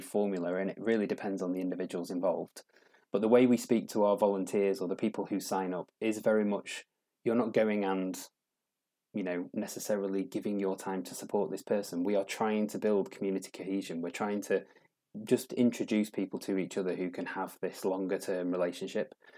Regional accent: Doncaster, Yorkshire and the Humber, United Kingdom; moved away as an adult; also born or lived in London; I'm from Doncaster, and I lived down in London for a long time and decided I'd kind of got to a stage with London where I wanted to move back to my roots

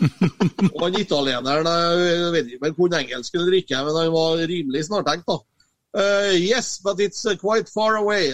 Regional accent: Copenhagen, Capital Region of Denmark, Denmark; now in Norway; når jeg kommer til København, så sier jeg at jeg kommer hjem

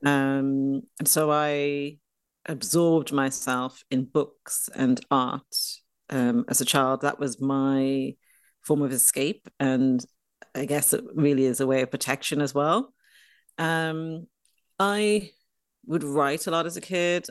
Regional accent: Dublin, Leinster, Ireland; moved away; I grew up in Dublin, in Ireland

